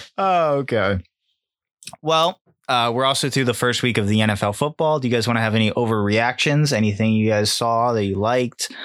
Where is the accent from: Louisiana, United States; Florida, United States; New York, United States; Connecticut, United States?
Connecticut, United States; we're from Connecticut